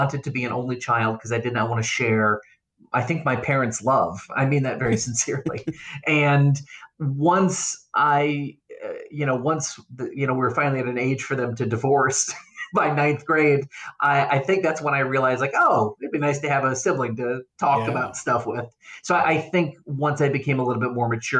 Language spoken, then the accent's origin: English; Avon, New York, United States; also born or lived in Norfolk, Virginia / Columbia, South Carolina; for kindergarten, I moved to a little rural town in south of Rochester, New York, called Avon. It's a farming community. My graduating class had 69 kids in it